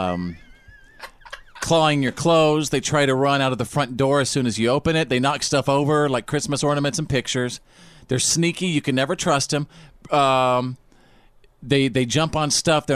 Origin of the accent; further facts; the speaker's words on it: Bowie, Texas, United States; my hometown of Bowie, Texas